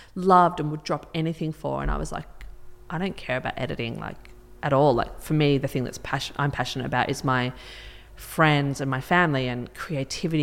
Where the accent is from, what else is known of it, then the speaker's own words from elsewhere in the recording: Melbourne, Victoria, Australia; moved away as an adult; also born or lived in Sydney; now in Byron Bay, Australia; I'm from Melbourne, and I moved up to Sydney almost 20 years ago